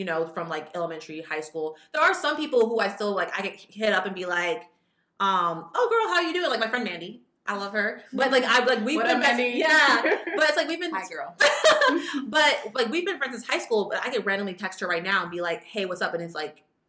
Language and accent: English; Fresno, California, United States; we're both from Fresno and we went to high school together